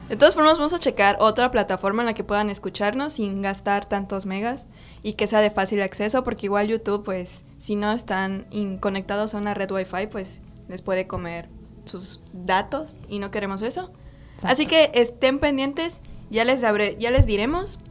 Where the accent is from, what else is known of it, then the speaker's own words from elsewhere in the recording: Ticul, Yucatán, Mexico; moved away; mi pueblo mágico Ticul